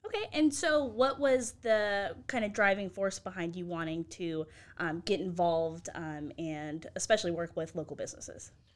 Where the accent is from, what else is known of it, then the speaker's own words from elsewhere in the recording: Nevada, United States; now in Waco, United States; I grew up in Nevada